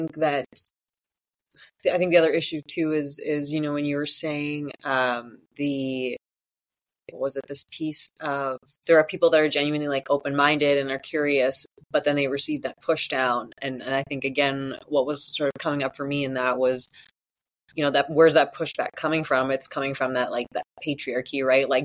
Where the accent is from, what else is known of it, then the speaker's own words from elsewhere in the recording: Sault Ste. Marie, Ontario, Canada; I grew up in Northern Ontario in Sault Ste. Marie, and we actually have a residential school here